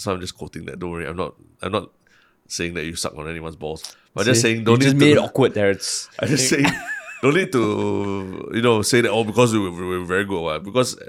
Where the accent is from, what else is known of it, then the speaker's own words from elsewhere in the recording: Singapore; I'm from Singapore